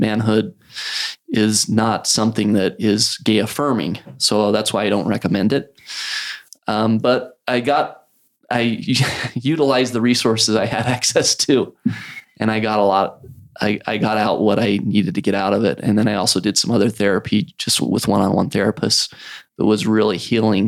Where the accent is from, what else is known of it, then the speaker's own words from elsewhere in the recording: Idaho Falls, Idaho, United States; moved away as an adult; also born or lived in Provo, Utah / Salt Lake City, Utah / New York; growing up in Idle Falls